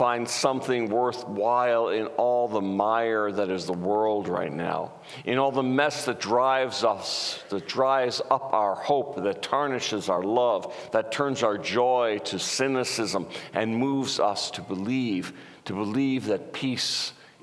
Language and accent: English; New York, United States; I'm from New York